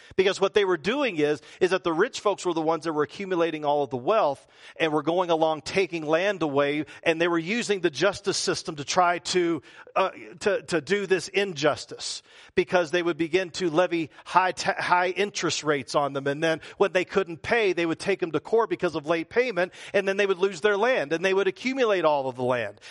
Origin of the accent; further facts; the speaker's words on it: the South, United States; accent: Southern; talk like I'm a Southerner